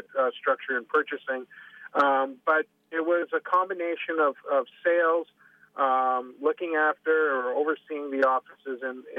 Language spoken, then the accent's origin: English; Canada; moved away; being Canadian